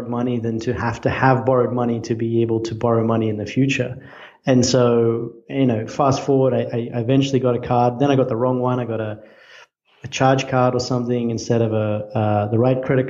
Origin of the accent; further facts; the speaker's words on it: Australia; moved away as an adult; now in United States; I'm Australian.